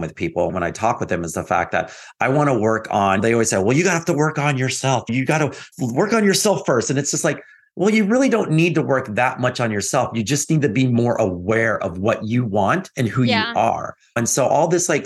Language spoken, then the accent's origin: English; Texas, United States; I grew up in Texas